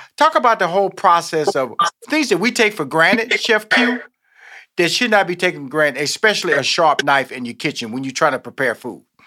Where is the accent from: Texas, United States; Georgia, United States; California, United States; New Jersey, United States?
Texas, United States; Houston; now in Atlanta, United States; I'm born in Houston, Texas.